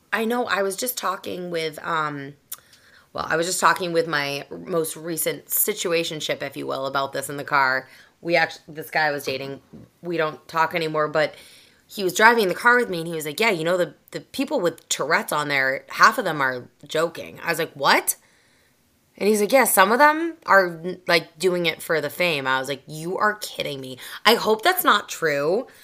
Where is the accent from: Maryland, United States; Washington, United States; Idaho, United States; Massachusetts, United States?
Massachusetts, United States; just south of Boston; accent: Boston; I grew up in Massachusetts, just south of Boston. So I'm a Boston girl through and through.